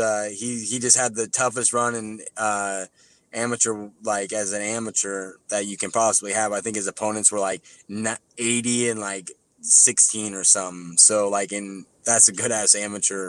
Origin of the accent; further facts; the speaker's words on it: Nebraska City, Nebraska, United States; my hometown, Nebraska City, Nebraska